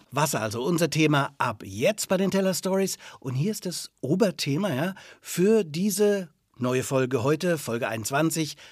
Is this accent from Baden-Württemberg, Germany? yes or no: no; Franconia, Bavaria, Germany; Bei uns in Franken